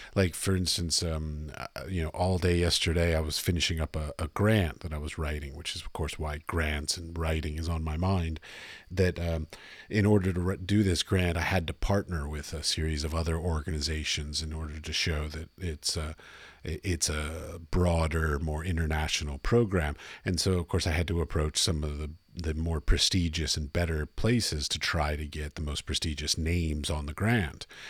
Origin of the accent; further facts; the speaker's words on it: United States; moved away as an adult; I'm from America